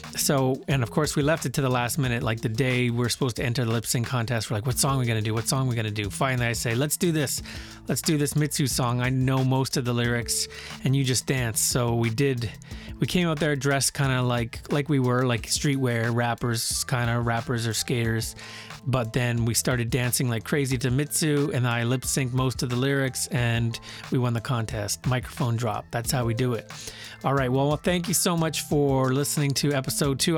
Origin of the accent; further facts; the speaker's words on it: Brandon, Manitoba, Canada; moved away